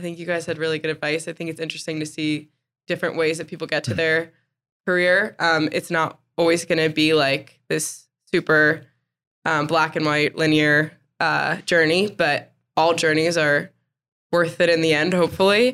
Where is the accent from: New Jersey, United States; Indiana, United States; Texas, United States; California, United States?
New Jersey, United States; moved away as an adult; now in Greenville, United States; I'm from New Jersey